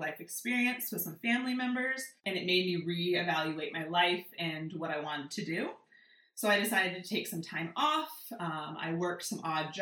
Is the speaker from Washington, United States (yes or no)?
yes; Washington, United States; moved away; So I was born and raised in Washington State. I grew up in the shadow of the Olympic Mountains, so the west side of the state